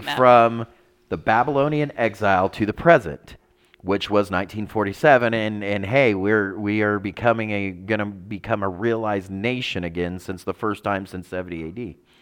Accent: United States; celebrating Christmas as an American

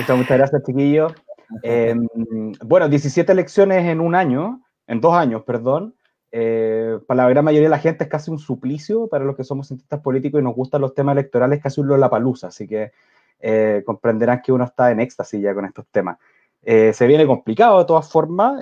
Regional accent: Chile; nosotros como chilenos

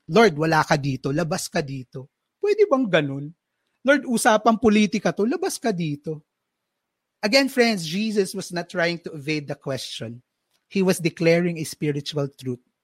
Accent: Philippines

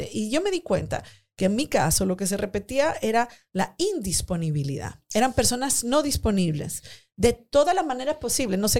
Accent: Peru; also born or lived in Spain; Yo llegué de España, yo soy de Perú, pero viví 10 años en España

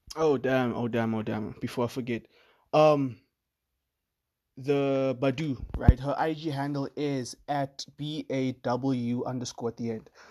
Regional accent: South Africa; I'm from South Africa

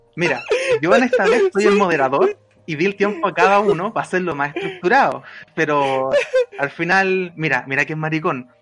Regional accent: Valparaíso, Chile; now in Santiago, Chile; yo soy de Valpo, soy porteño, pero también soy mapucino, las tengo todas. Pero yo me acuerdo cuando vivía en Valpo

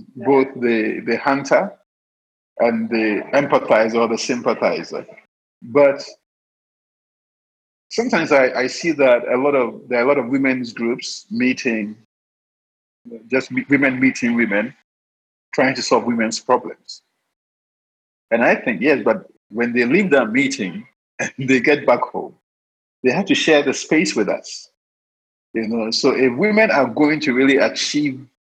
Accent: Elmina, Central Region, Ghana; I started documenting Elmina because that's where I was born.

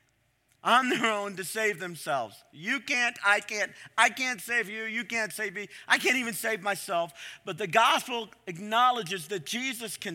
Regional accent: Ohio, United States; I'm from Ohio.

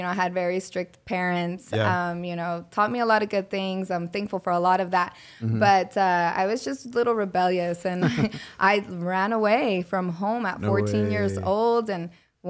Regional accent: Minco, Oklahoma, United States; English is a second language; there weren't a lot of Hispanics growing up in Minco.

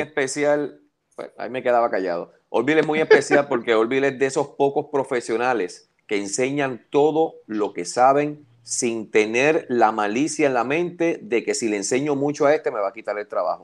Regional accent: Puerto Rico; todos los que somos puertorriqueños

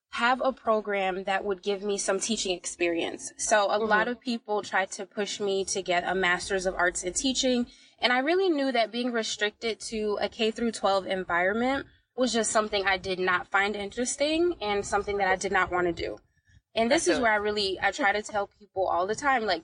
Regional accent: Bridgeport, Connecticut, United States; I'm from Bridgeport, Connecticut

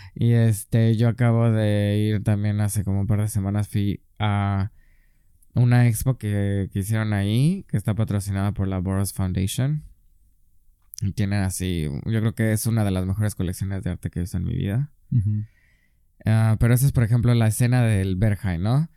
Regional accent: San Miguel de Allende, Guanajuato, Mexico; moved away as an adult; also born or lived in Mexico City, Mexico / Erfurt, Germany; now in Berlin, Germany; soy de San Miguel de Allende

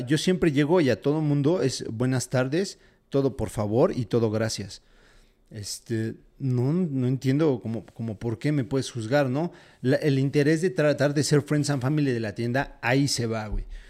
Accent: Mexico; soy mexicano

